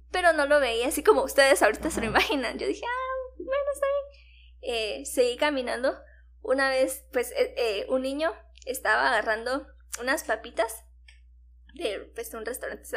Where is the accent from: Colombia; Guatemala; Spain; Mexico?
Guatemala